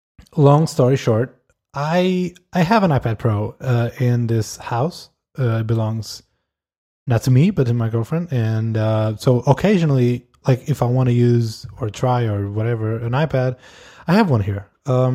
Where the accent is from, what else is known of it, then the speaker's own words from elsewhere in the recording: Canada; I'm Canadian.